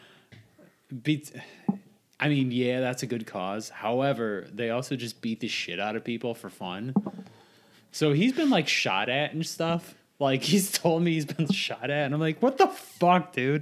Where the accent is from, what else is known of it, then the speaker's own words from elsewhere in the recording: Hebron, Indiana, United States; I had a buddy I grew up with him in Hebron